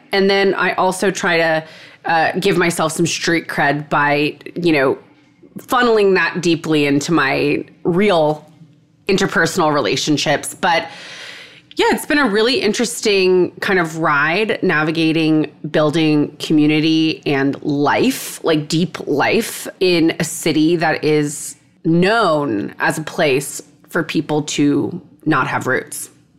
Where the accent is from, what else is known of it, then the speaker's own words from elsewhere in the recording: Texas, United States; now in New York City, United States; But I've lived in New York City for a long time. I'm from Texas. I am an only child from Texas.